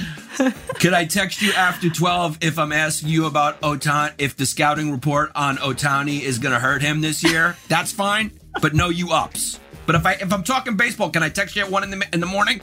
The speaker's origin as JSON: {"language": "English", "region": "New York", "country": "United States", "said": "I'm from New York."}